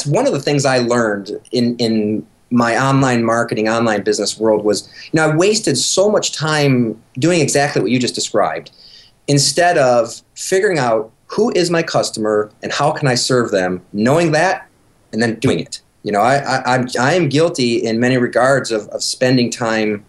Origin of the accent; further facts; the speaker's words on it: Michigan, United States; moved away; we're from Michigan originally